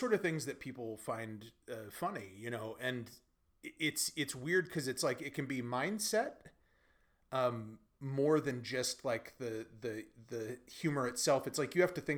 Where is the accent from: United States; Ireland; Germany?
United States; also born or lived in Beijing, China; now in Sofia, Bulgaria; as an American